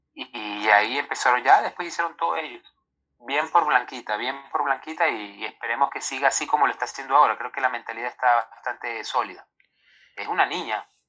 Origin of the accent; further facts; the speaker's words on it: Ecuador; nosotros los ecuatorianos